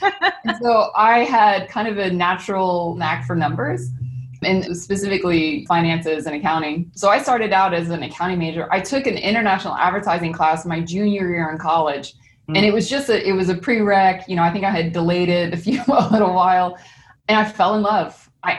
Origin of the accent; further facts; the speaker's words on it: Missouri, United States; moved away; It was interesting because I moved from Missouri to New York. And that was probably the biggest culture shock before I moved over to Japan.